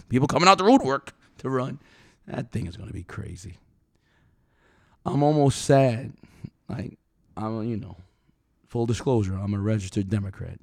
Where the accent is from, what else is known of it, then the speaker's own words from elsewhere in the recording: New York City, New York, United States; I'm from New York City, man, where metal detectors were in schools